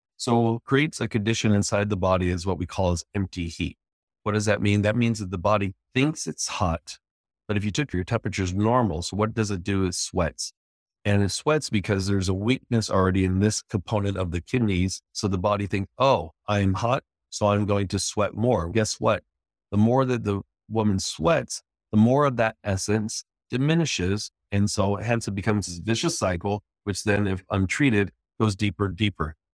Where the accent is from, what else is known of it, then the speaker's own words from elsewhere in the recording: San Jose, California, United States; moved away as an adult; now in Los Angeles, United States; we're from the San Francisco Bay Area, from San Jose